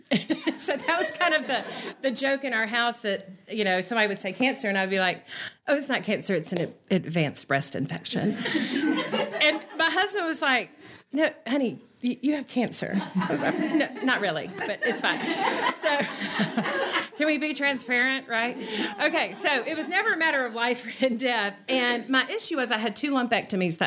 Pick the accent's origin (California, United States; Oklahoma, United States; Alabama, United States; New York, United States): Alabama, United States; Birmingham; I grew up here in Birmingham